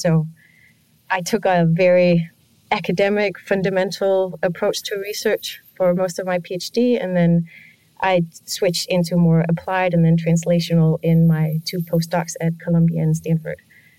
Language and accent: English; Denmark; I come from Denmark